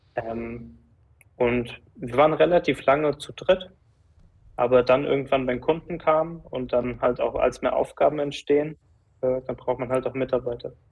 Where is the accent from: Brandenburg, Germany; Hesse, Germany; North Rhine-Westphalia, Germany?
Hesse, Germany; Giessen; also born or lived in Frankfurt; aus Gießen, da wo ich aufgewachsen bin, da wo auch die Firma ist